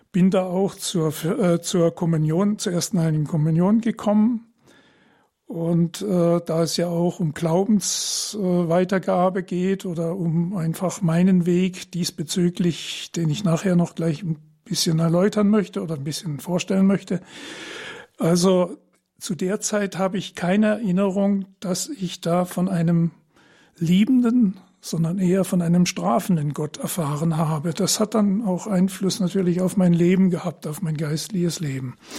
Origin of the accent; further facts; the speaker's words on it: Trier, Rhineland-Palatinate, Germany; now in Heilbronn, Germany; Ich bin 1947 geboren in Trier äh, seit 1972 verheiratet mit meiner Frau Karin. Wir wohnen in Heilbronn